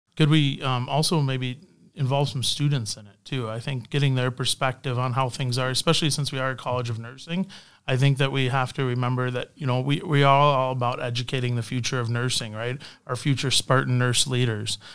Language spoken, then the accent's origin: English; Canada; moved away; also born or lived in Windsor, Canada; I'm Canadian